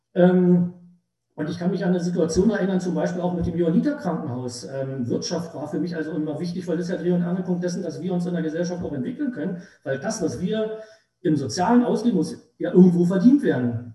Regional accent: Treuenbrietzen, Brandenburg, Germany; ich bin im Prinzip von 1970 bis heute nur für sieben Jahre aus meiner Heimatstadt richtig weggekommen

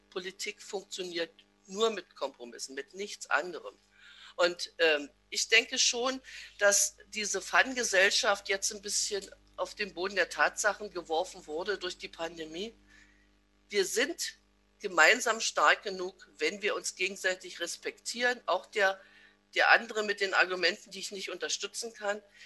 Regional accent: Massen, Brandenburg, Germany; Ich bin geboren in Betten, das jetzt zu Massen gehört, eingemeindet in einem kleinen Dorf, in dem ich selbst noch zur Welt gekommen bin

